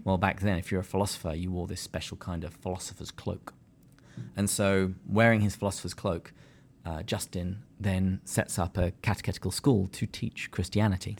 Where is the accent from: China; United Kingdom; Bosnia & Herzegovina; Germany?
United Kingdom; England; now in San Diego, United States; I'm too English.